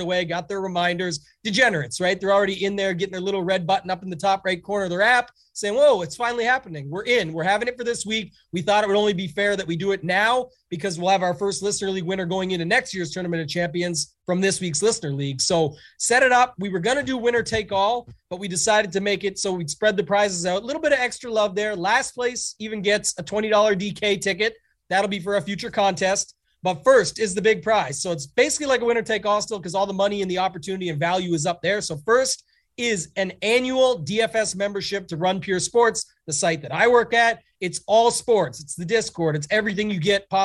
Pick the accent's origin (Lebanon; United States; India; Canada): Canada; being Canadian